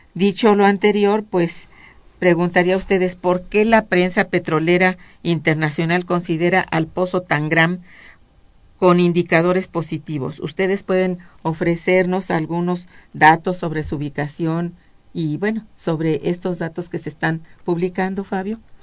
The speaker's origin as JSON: {"language": "Spanish", "country": "Mexico", "said": "en nuestro país"}